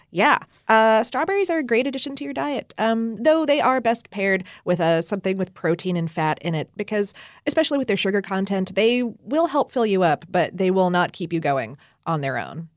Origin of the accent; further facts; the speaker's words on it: Ohio, United States; moved away; I went strawberry picking a few times up in Ohio when I was a little kid